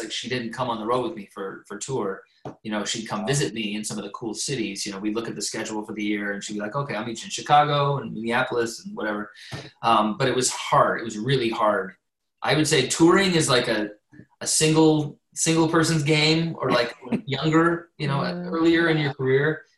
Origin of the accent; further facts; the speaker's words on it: Canada; I'm Canadian